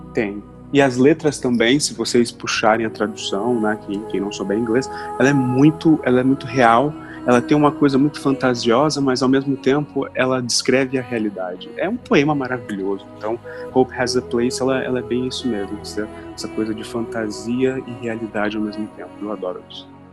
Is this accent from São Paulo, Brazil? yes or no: no; Londrina, Paraná, Brazil; first language Portuguese; also born or lived in Curitiba; eu nasci em Londrina, sou londrinense, fui criado sempre no centro de Londrina